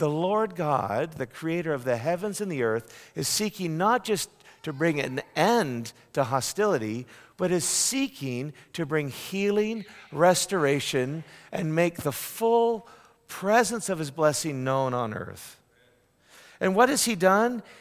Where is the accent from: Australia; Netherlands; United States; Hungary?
United States; Northeast; Um, I'm from the Northeast. We call those people with love the frozen chosen.